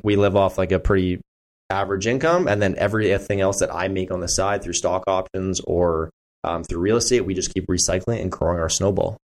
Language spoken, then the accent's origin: English; Burlington, Ontario, Canada; now in Stoney Creek, Hamilton, Canada; I grew up in Burlington.